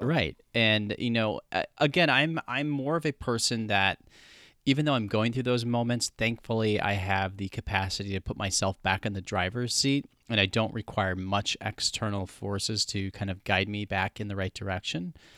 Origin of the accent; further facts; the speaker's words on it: Midwest, United States; growing up in the Midwest, I'm totally used to wintertime